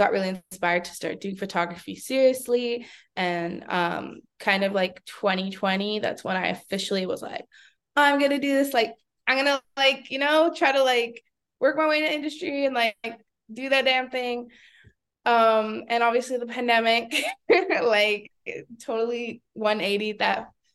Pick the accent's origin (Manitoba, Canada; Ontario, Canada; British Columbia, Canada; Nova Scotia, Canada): British Columbia, Canada; Vancouver; born and raised in East Van, Vancouver, BC.